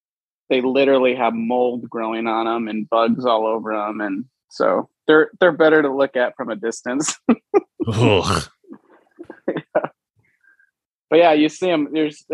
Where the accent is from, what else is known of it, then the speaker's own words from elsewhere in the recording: Venezuela; So, born and raised in Venezuela, South America, way South Venezuela.